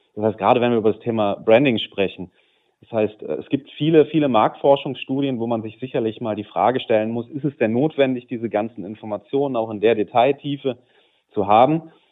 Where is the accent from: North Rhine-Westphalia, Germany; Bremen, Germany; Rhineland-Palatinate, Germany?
North Rhine-Westphalia, Germany; Düsseldorf; also born or lived in Cologne; als Düsseldorfer